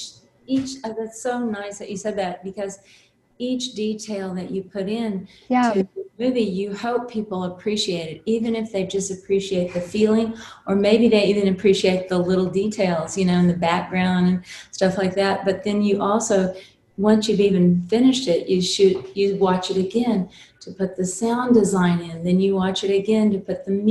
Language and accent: English; South Texas, United States; I grew up in South Texas, and we had, it's a very little tiny town.